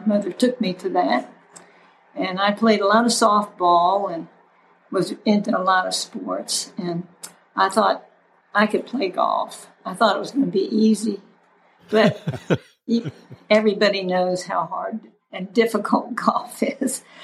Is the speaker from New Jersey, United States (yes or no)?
no; St. Petersburg, Florida, United States; I grew up in St. Petersburg, Florida